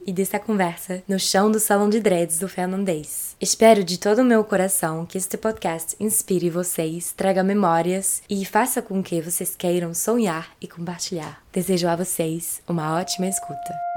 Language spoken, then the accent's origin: Portuguese; France; Portuguese is a second language; uma francesa completamente apaixonada pelo Brasil